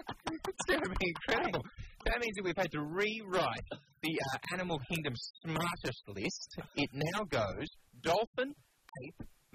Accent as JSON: {"language": "English", "town": "Brisbane", "region": "Queensland", "country": "Australia", "tie": "born or raised there", "said": "And when I was growing up in Brisbane, in Ashgrove, where I lived"}